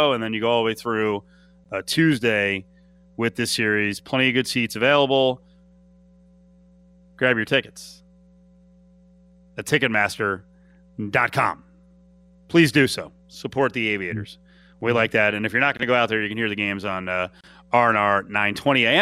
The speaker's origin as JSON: {"language": "English", "region": "New Jersey", "country": "United States", "tie": "born or raised there", "moved": "yes", "said": "my home state of New Jersey"}